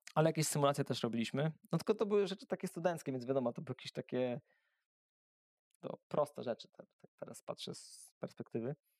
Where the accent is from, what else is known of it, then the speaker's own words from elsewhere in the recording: Węgrów, Masovian Voivodeship, Poland; also born or lived in Warsaw / Siedlce; now in Siedlce area, Poland; Ja pochodzę z mojego miasteczka z Węgrowa. To jest takie e, miasteczko niedaleko Warszawy, około 100 kilometrów.